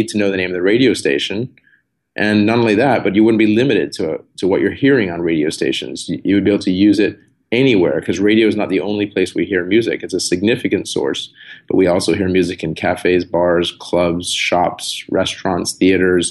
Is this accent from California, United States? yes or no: yes; San Diego, California, United States; I grew up in San Diego, so surfing was a big part of my life